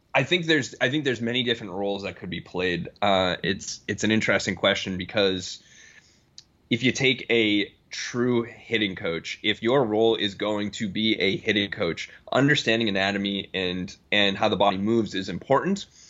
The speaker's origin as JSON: {"language": "English", "town": "Boston", "region": "Massachusetts", "country": "United States", "also_born_or_lived": "Connecticut / Denver", "moved": "as an adult", "lives_now": "Omaha, United States", "said": "I'm from Boston originally."}